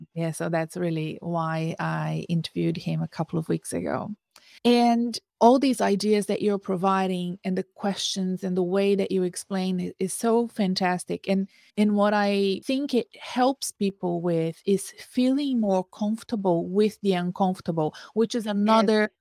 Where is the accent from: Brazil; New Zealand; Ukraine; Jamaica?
Brazil; moved away; back in my home country I, i'm from brazil